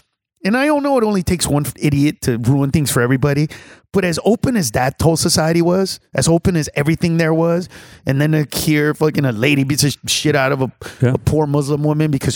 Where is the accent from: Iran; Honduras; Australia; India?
Honduras; Honduras, Central America